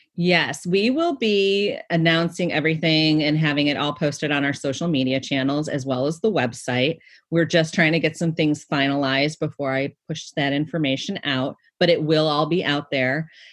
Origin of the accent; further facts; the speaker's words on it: Cleveland, Ohio, United States; my hometown of Cleveland, Ohio